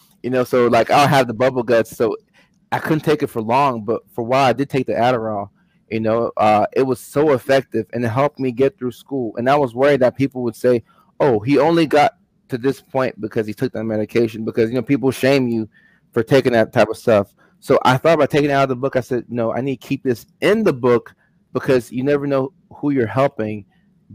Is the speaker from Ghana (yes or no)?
yes; Ghana; moved away; also born or lived in Virginia; I'm from Ghana, West Africa originally